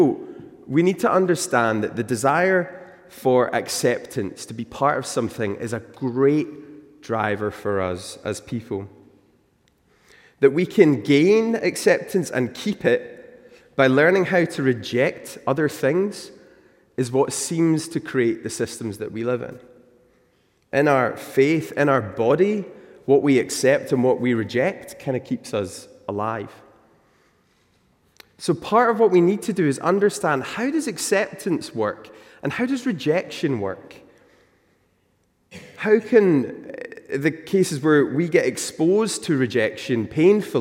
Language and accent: English; Newton Mearns, Scotland, United Kingdom; now in South Queensferry, United Kingdom; I grew up in Newton Mearns. It's in the south side of Glasgow